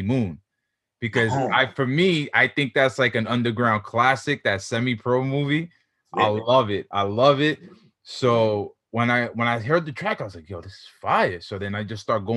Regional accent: New York City, New York, United States; I'm from Queens, New York.

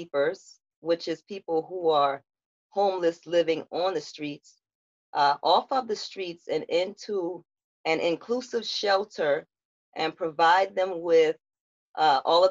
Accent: Charleston, South Carolina, United States; I was born and raised in Charleston and surrounding areas.

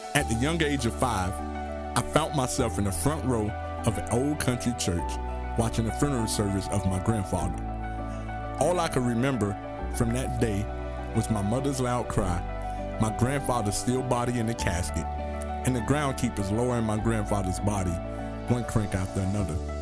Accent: Miami, Florida, United States; I grew up in Miami, Florida

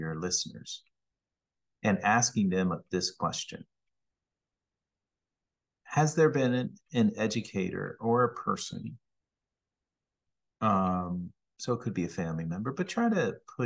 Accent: Pennsylvania, United States; also born or lived in Cambridge, Massachusetts; I grew up in Pennsylvania

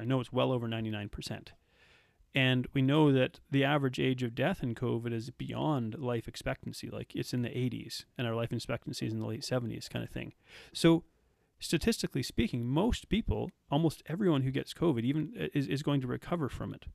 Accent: Red Deer, Alberta, Canada; also born or lived in South Africa; I grew up in Canada

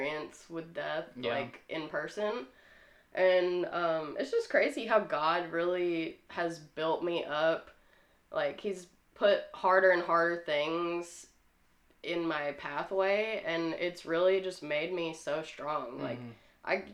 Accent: Oak Ridge, Tennessee, United States; also born or lived in Orlando, Florida; Still live in Oak Ridge, where I was raised. I was born in Orlando, Florida, though

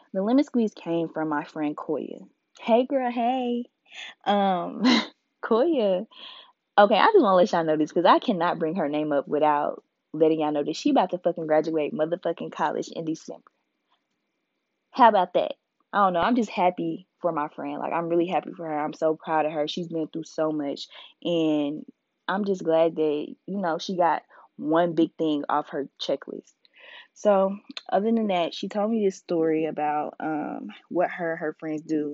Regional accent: Indianapolis, Indiana, United States; now in Mobile, United States; I'm from Indianapolis. 317

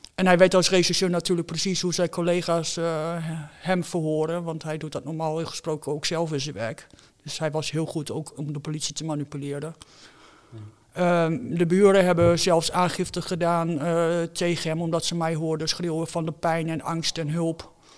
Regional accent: Netherlands; ik woon in Nederland, ik ben een Nederlander.

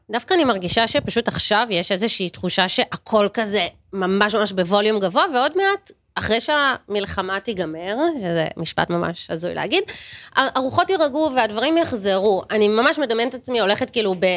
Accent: Tel Aviv, Tel Aviv District, Israel; אני תל אביבית במקור, כזה ממש מכיכר רבין

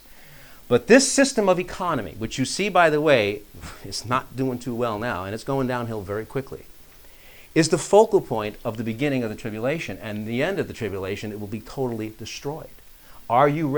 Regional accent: New York, United States; moved away; I grew up in New York

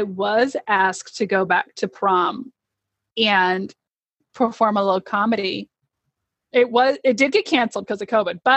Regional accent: Aurora, Nebraska, United States; moved away; I grew up in Aurora, Nebraska

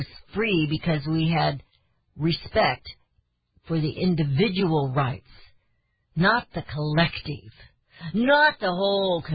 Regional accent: United States; I am an American

